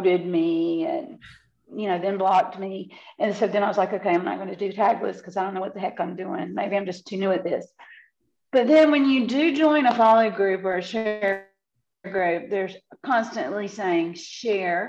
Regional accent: the American South, United States; I am a Southerner living in the Bible Belt

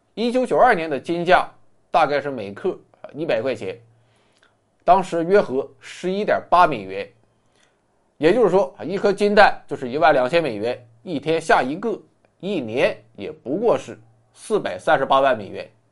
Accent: China; 我们中国人很实诚，很老实

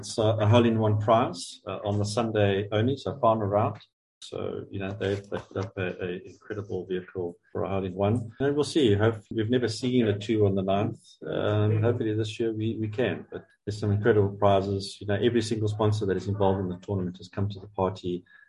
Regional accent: South Africa; It's truly Africa's major, and we're proudly South African.

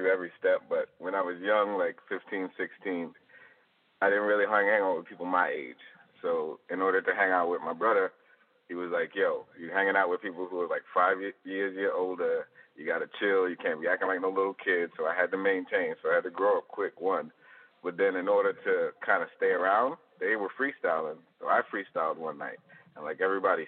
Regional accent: New York, United States; now in Tampa, United States; growing up in New York

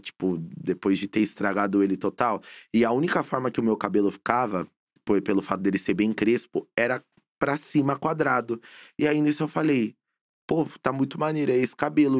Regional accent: São Paulo, Brazil; Eu sou nascido e criado na Coab Brasilândia. É Zona Norte de São Paulo. Sou paulista 100%

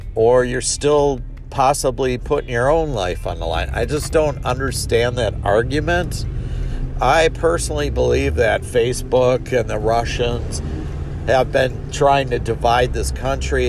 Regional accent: United States; I am an American

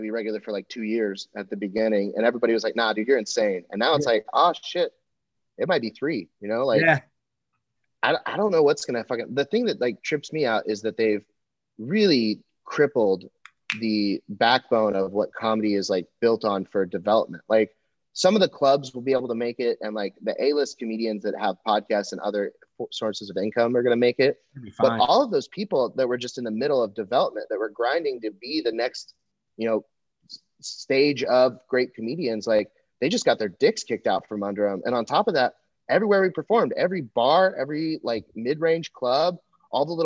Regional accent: Texas, United States; also born or lived in Los Angeles; now in Austin, United States; I'm from Texas

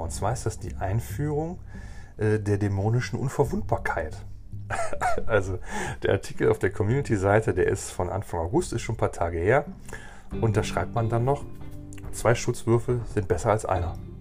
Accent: Germany

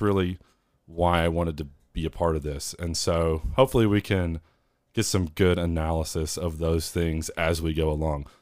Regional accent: Northeast Arkansas, United States; I am from Northeast Arkansas, the South, uh, Midwest South.

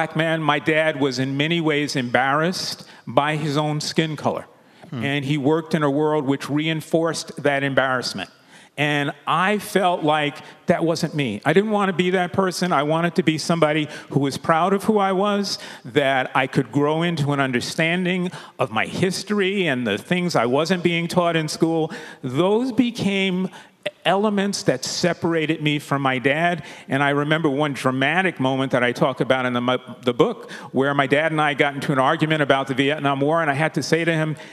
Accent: New York City, New York, United States; We grew up in the Williamsbridge area of the Bronx

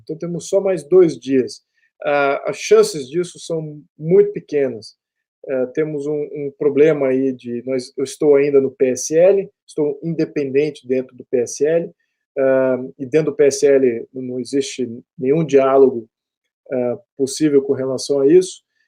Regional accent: Brazil

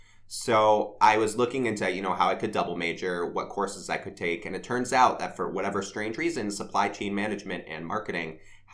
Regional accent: Silver Spring, Maryland, United States; moved away as an adult; also born or lived in West Hartford, Connecticut; now in Israel; So I'm originally from West Hartford, Connecticut, mm-hmm. and then I moved when I was 8 years old to Silver Spring, Maryland

